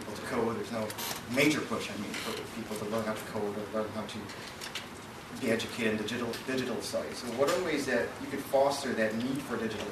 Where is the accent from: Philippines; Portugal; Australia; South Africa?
Philippines; moved away; I grew up in the Philippines as a child